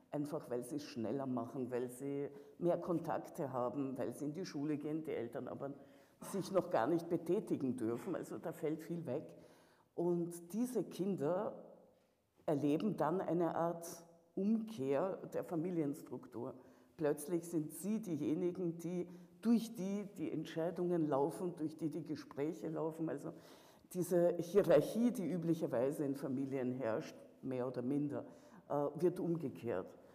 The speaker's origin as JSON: {"language": "German", "country": "Russia", "moved": "yes", "lives_now": "Vienna, Austria", "said": "dass meine Heimat in dem Sinne äh, sich in einen unguten Krieg gestürzt hat. Du meinst diese hier auch? Nein, ich meine schon Russland"}